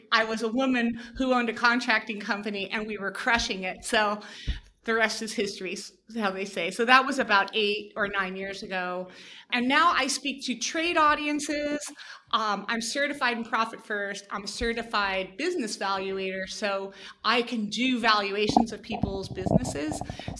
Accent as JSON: {"language": "English", "region": "New Jersey", "country": "United States", "also_born_or_lived": "New York City / Denver", "said": "Well, you know, I'm from New Jersey. I've lost my accent, I believe. And, you know, I lived in New York City for a long time."}